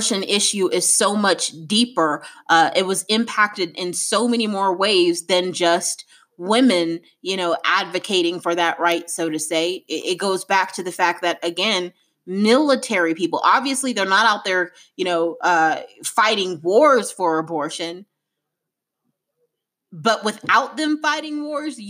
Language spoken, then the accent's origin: English; United States; an African-American woman